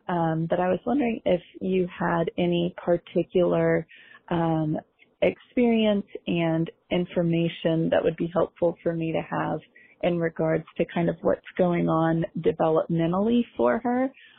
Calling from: Philadelphia, Pennsylvania, United States; I am from Philadelphia.

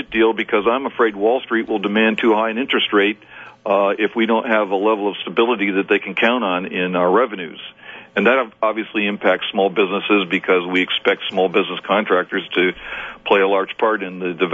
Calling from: Bakersfield, California, United States; I'm, I'm I'm calling you from Bakersfield, California.

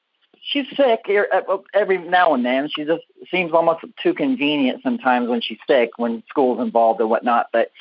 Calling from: Chehalis, Washington, United States; Chehalis, Washington.

